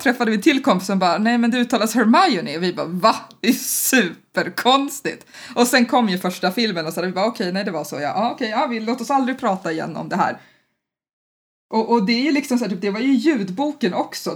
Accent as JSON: {"language": "Swedish", "country": "Sweden", "said": "som svensk"}